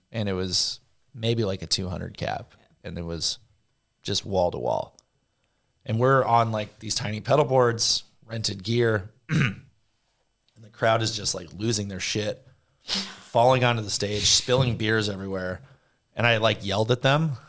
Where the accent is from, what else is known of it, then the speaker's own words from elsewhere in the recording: Southern California, United States; I grew up in Southern California